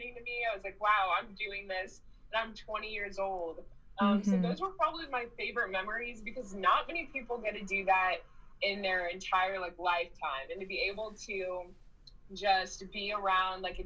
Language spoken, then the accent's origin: English; Chicago, Illinois, United States; moved away as an adult; now in Lincoln, United States; I'm from Chicago, Illinois, and I went to UNL.